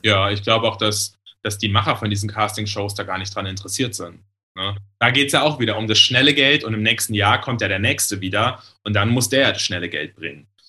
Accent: Germany; Da, also komme ich her, also sieben Kilometer weiter im Westerwald

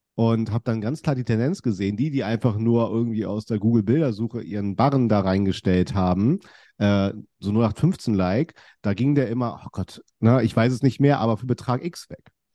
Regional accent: Kiel, Schleswig-Holstein, Germany; ich bin ja in Kiel aufgewachsen

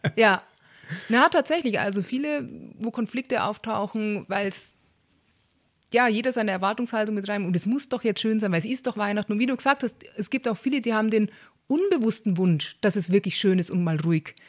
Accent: Bavaria, Germany; bei uns in Bayern

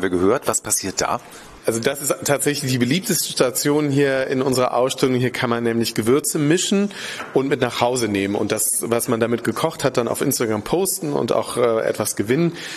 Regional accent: Germany; als Deutsche, als Westeuropäer

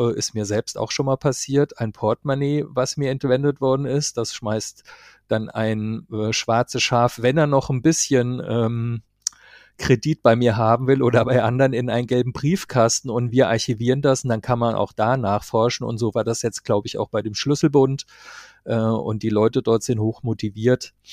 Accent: Marburg, Hesse, Germany; Ich kann zwar nicht als Karnevalshochburg in meiner Heimatstadt Marburg glänzen

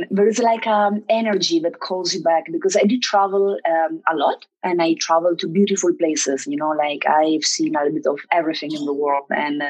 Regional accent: Italy; English is a second language; now in Mexico; I'm from Italy, and my mom is German. So I do have two nationalities, and I learned German when I was a kid. I mean, I have, like, I would say a basic German. I speak much better Spanish and English than German.

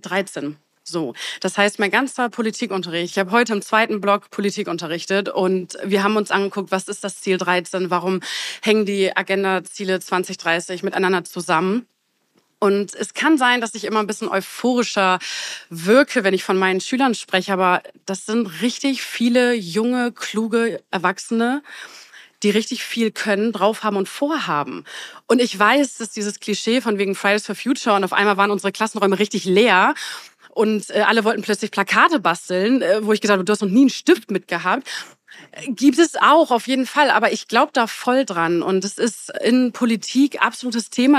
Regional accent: Bremerhaven, Bremen, Germany; Ich komme aus Bremerhaven

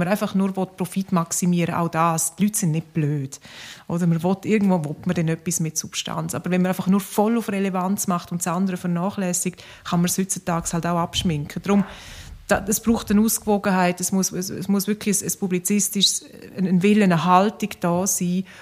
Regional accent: Graubünden, Switzerland; ich komme aus dem Engadin, bin ja halt äh, geht man dort hin, fast jedes Wochenende und so.

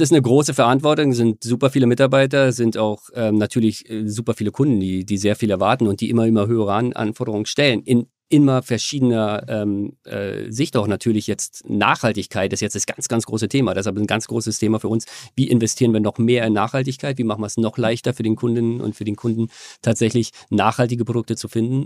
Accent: Germany; also born or lived in Australia; Ich bin halt Deutscher, ich will wieder zurück nach Deutschland irgendwann

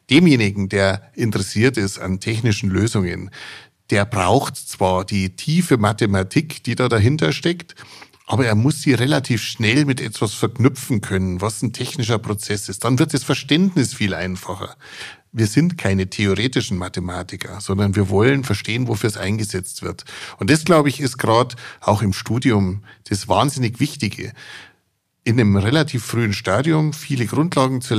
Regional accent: Bavaria, Germany

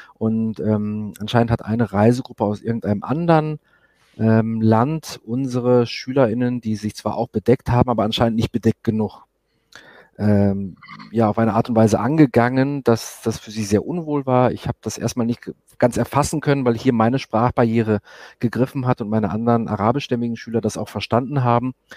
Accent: Germany; moved away as an adult; now in Israel; ich komme aus Deutschland, kenne es nicht anders

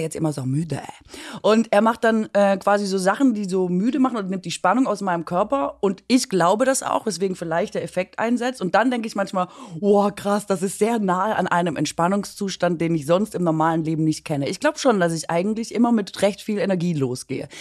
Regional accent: Swabia, Baden-Württemberg, Germany; mich als Schwäbin

